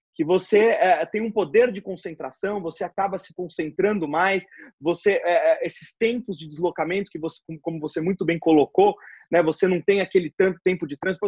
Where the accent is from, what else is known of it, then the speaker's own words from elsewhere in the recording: Brazil; como brasileiro